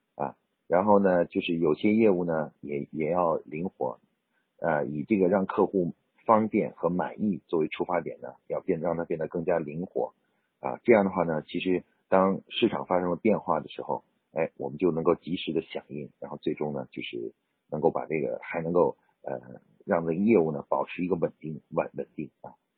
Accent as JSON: {"language": "Chinese", "country": "China", "said": "我们中国人的农历年"}